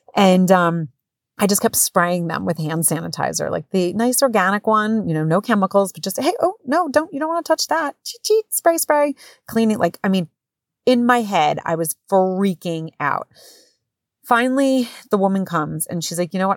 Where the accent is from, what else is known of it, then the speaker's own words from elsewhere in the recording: New Jersey, United States; moved away as an adult; now in Connecticut, United States; I am from Jersey